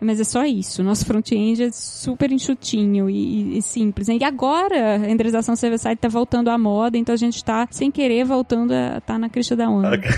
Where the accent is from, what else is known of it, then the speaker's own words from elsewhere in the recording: Recife, Pernambuco, Brazil; moved away as an adult; also born or lived in Rio de Janeiro; sou de Recife, como eu falei, mas eu me mudei para o Rio em 2008